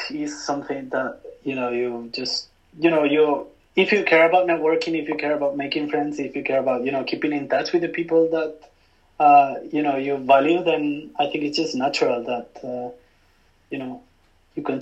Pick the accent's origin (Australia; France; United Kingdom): United Kingdom; London; now in Tokyo, Japan; i still keep in touch with my friends from my hometown even if i just go back like once a year i still keep in touch with most of my friends from london